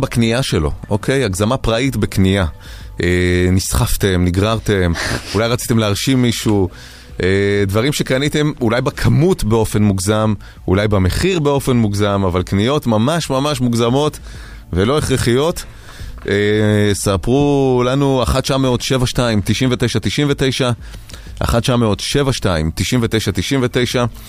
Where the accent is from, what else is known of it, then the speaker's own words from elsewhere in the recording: Kiryat Ono, Tel Aviv District, Israel; במקום שבו גדלתי בקריית אונו